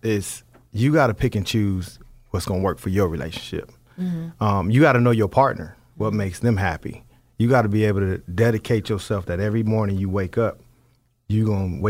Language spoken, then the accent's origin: English; Las Vegas, Nevada, United States; I'm from Vegas, you know. We do some things a little different down there on the West Coast in that city.